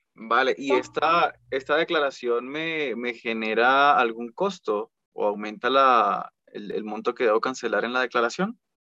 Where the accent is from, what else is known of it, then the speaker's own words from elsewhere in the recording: Colombia; pero yo vivo en Colombia y yo soy colombiano.